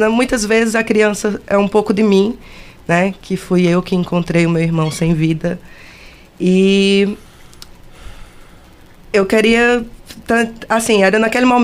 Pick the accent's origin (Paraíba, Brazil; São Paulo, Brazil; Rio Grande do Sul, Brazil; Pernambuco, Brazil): Paraíba, Brazil; Campina Grande; Eu Na sou de Campina Grande. Campina Grande, Paraíba.